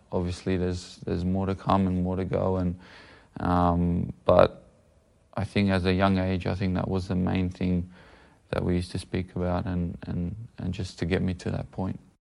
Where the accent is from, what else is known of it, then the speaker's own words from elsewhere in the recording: Sydney, New South Wales, Australia; we're living probably out west from Sydney. A good maybe half an hour to an hour away, um, from the centre of the city